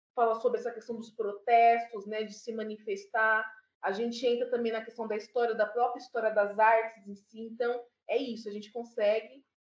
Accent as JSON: {"language": "Portuguese", "region": "São Paulo", "country": "Brazil", "said": "Sou aqui da Zona Norte, do Jardim Imperialto. Alto. É, Sou moradora até hoje, é um território que eu fortifico. Eu gosto sempre de dizer de onde que eu venho"}